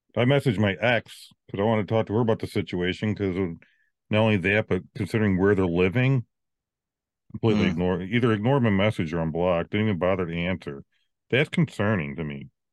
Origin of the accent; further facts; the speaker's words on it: Virginia, United States; I'm from the South